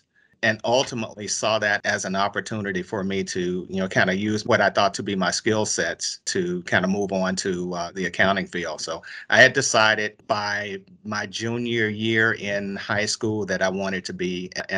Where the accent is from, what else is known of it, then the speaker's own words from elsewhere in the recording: Thornton, Arkansas, United States; I grew up in Thornton, Arkansas, South Arkansas.